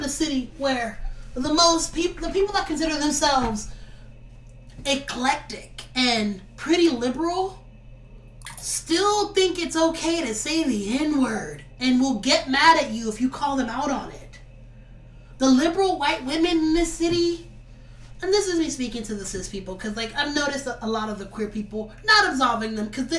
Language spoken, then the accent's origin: English; Los Angeles, California, United States; I'm from Watts, California